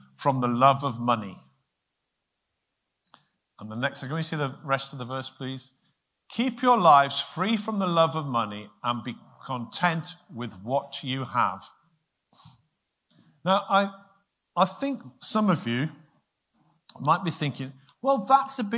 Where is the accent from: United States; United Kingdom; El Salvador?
United Kingdom; as British people, I know we're not all British in here, but as British people